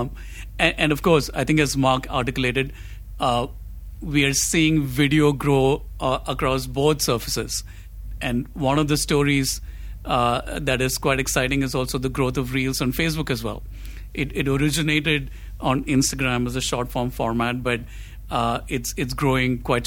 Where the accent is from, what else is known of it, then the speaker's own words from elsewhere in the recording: Kochi, Kerala, India; I grew up in Cochin, and I grew up on Malayalam cinema